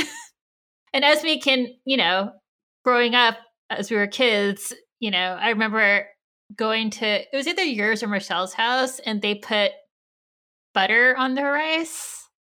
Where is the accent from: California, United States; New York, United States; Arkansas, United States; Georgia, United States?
California, United States; I'm Japanese American, and I grew up in California